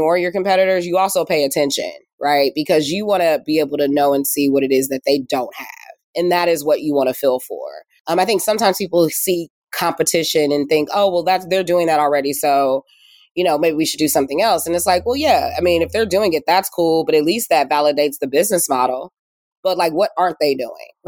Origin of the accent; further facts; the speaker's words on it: Indiana, United States; moved away as an adult; also born or lived in West Coast; now in Indianapolis, United States; I'm from Indiana, but spent most of my career on the coast, worked in tech, built a company, moved to the West Coast, you know, worked at startups